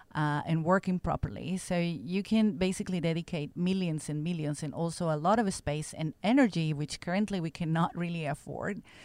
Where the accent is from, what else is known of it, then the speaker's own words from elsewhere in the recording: Mexico; moved away as an adult; also born or lived in Stockholm, Sweden / United States; I'm from Mexico originally